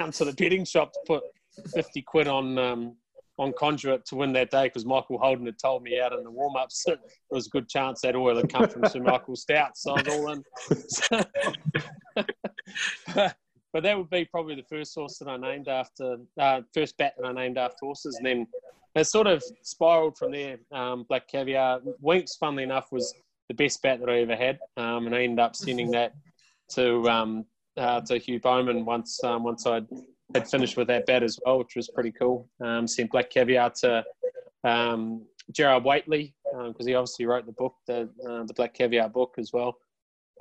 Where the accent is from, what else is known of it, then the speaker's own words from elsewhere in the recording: Dunedin, Otago, New Zealand; moved away as an adult; also born or lived in Christchurch, New Zealand; now in Waikato, New Zealand; I moved from Dunedin to Christchurch when I met my missus, who's Australian.